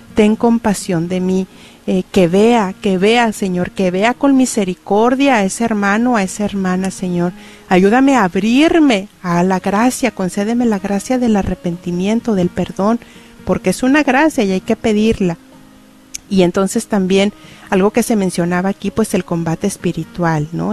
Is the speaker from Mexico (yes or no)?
yes; Cuauhtémoc, Durango, Mexico; moved away; mi pueblo, Cuauhtémoc Durango